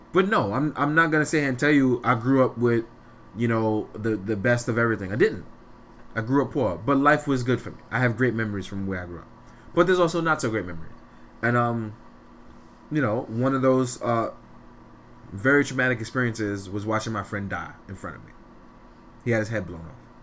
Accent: New York City, New York, United States; I'm from Fort Greene, Brooklyn. I grew up in in what is called now the worst neighborhood in five boroughs

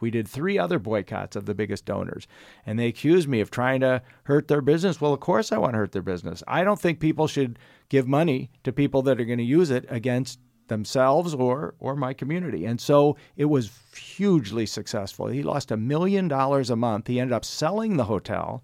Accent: Illinois, United States; moved away; also born or lived in California; my home state of Illinois

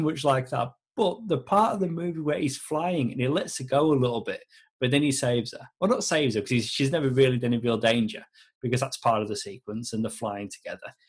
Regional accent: Yorkshire and the Humber, United Kingdom; moved away; back home in the UK. So I'm from South Yorkshire

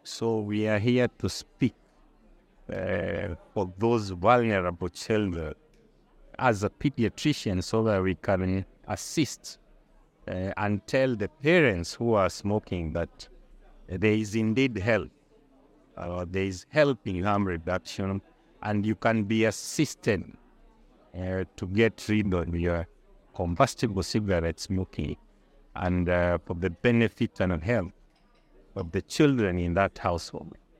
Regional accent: Kenya; I'm, uh, from Kenya.

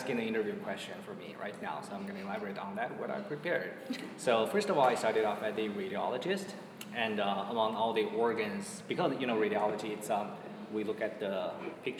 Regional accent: China; moved away as an adult; now in United States; where I came from China

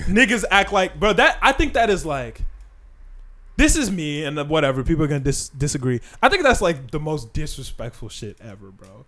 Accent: Chicago, Illinois, United States; We're also from Chicago

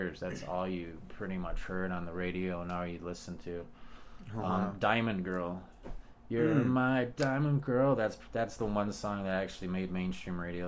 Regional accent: Chicago, Illinois, United States; now in Denver, United States; growing up in Chicago, I was a latchkey kid

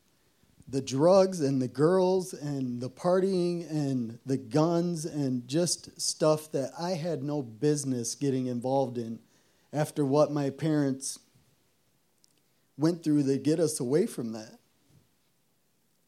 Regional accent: Zeeland, Michigan, United States; I grew up here in Zeeland, and we had a good home.

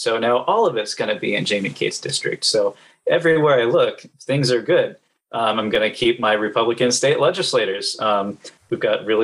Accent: Los Angeles, California, United States; also born or lived in Nashville, Tennessee / Eastern Oregon; now in Lebanon, United States; So I was born in Nashville, grew up in Los Angeles, and then spent the last 8 years in Eastern Oregon.

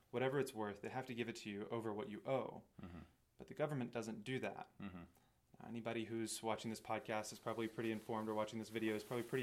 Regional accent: Alabama, United States; now in Washington, DC, United States; Alabama originally, but now I live in DC

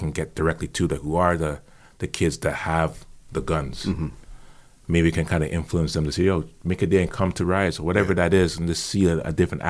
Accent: New York, United States; It's like when we're from New York, but everybody wanted to wear a Yankee cap.

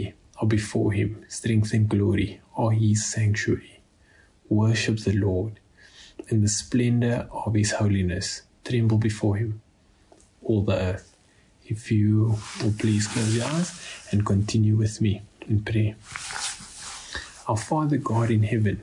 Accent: Cape Town, Western Cape, South Africa; moved away; I am originally from Cape Town

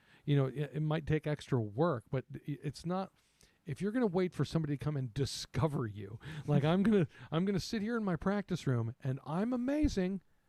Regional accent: Midwest, United States; I'm from the Midwest. I live in the Midwest. It's called middle school here.

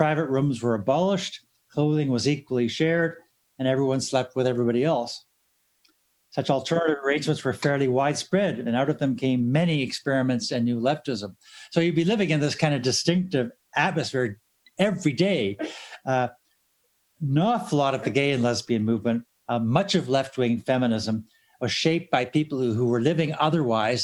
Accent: Sarnia, Ontario, Canada; I grew up in Sarnia, Ontario, where one of the largest employers was Dow Chemical, proud manufacturers of napalm.

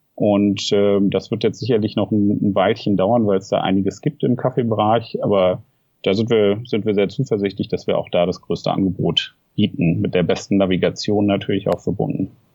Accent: Frankfurt, Hesse, Germany; also born or lived in Tübingen / Berlin; Ich komme ursprünglich aus Frankfurt

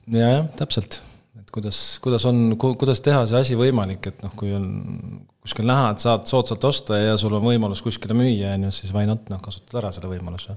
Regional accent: Kuressaare, Saare County, Estonia; moved away as an adult; also born or lived in Tallinn; ma üles kasvasin Kuressaares või Kuressaare ääres

